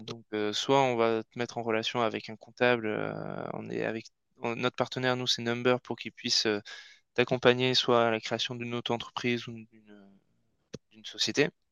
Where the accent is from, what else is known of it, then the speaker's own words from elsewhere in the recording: Basque Country, Nouvelle-Aquitaine, France; moved away; also born or lived in Paris; on vient tous les deux du Pays Basque et on était voisins avant à Paris